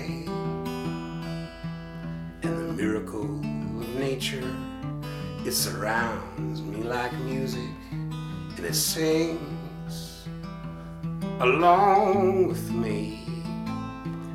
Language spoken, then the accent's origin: English; Peterborough, Ontario, Canada; I was born in Peterborough